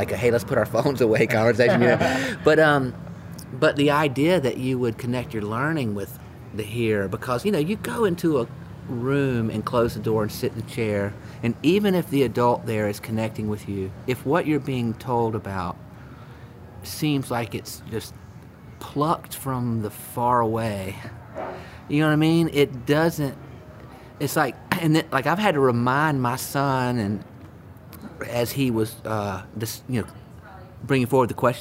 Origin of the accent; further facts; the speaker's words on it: Rock Hill, South Carolina, United States; I grew up in Rock Hill